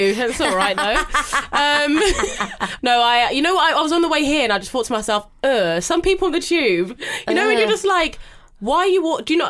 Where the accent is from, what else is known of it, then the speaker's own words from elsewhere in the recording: London, United Kingdom; I'm a Londoner, born and bred